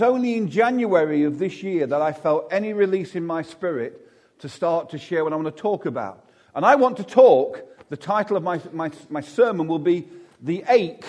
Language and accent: English; Derby, East Midlands, United Kingdom; I'm actually from Chaddesden